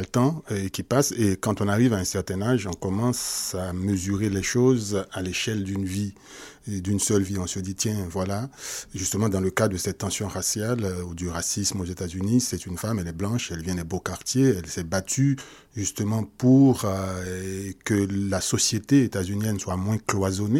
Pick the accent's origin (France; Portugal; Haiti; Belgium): Haiti; Port-au-Prince, Ouest; moved away; Je suis né plutôt